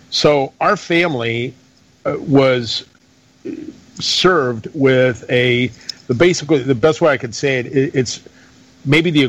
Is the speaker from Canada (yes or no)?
no; Greece; born there; moved away; I was born in Greece, and we came over here. My dad and I came over here under the junta.